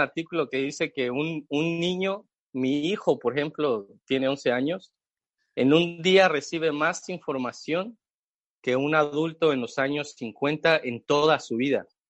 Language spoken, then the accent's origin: Spanish; Mexico City, Mexico; moved away as an adult; now in Chicago, United States; mexicano, chilango. Para los que no saben qué es chilango, son los que vivimos en la Ciudad de México.